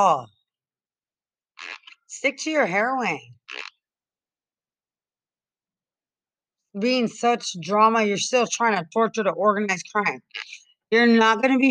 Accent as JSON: {"language": "English", "town": "Lubbock", "region": "Texas", "country": "United States", "moved": "yes", "lives_now": "San Antonio, United States", "said": "I'm in San Antonio and I'm from Lubbock"}